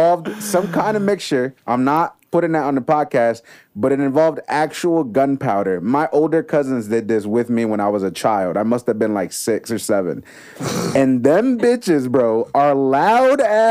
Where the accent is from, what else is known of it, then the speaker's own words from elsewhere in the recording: Puerto Rico; moved away; I grew up in Puerto Rico